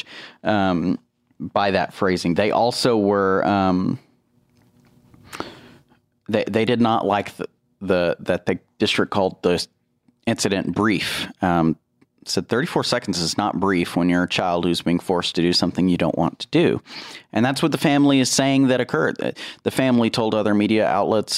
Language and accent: English; Plainview, Texas, United States; I grew up in Plainview.